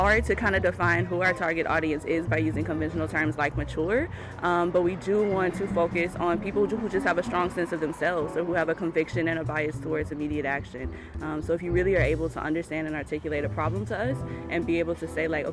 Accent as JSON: {"language": "English", "town": "Baton Rouge", "region": "Louisiana", "country": "United States", "moved": "as an adult", "lives_now": "Maine, United States", "said": "I'm originally from Louisiana, from Baton Rouge, Louisiana"}